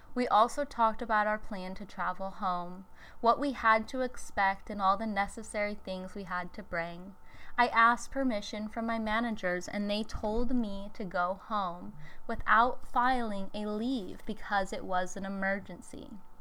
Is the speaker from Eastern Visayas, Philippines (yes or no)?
yes; Tacloban, Eastern Visayas, Philippines; moved away as an adult; also born or lived in Cebu City; to Talabakan City, my hometown.